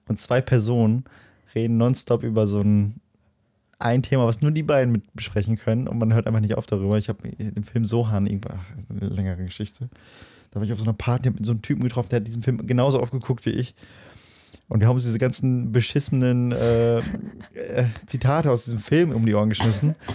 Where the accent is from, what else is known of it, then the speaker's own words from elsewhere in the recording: Löhne, North Rhine-Westphalia, Germany; wo ich herkomme, wo meine Heimat ist, so, warum, also, ne, dann sage ich mal Löhne